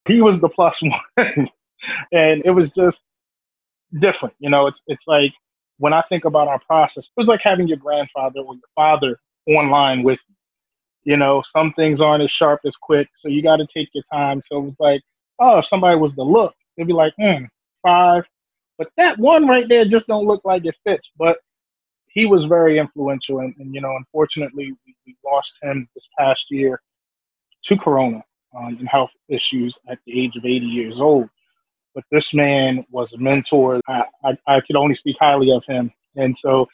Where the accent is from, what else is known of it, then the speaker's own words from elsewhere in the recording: Owings Mills, Maryland, United States; also born or lived in Baltimore, Maryland; I grew up in Owings Mills, Maryland